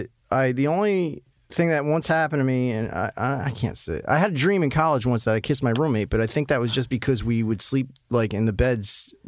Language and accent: English; New Jersey, United States; accent: Jersey; the way I talk alone, my accent, people automatically assume I'm some douchey guy from Jersey.